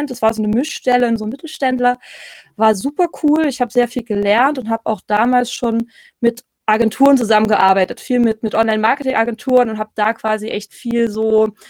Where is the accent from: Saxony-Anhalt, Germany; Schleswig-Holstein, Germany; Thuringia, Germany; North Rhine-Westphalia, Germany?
Thuringia, Germany; ich komme ursprünglich aus Thüringen, ähm, in der Nähe von Erfurt so ein Stündchen